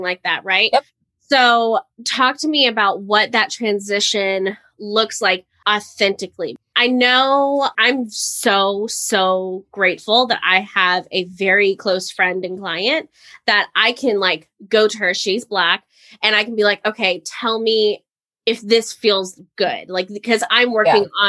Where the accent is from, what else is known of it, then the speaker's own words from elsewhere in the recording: Florida, United States; moved away; I lived in Florida. I grew up in Florida, so we got hurricanes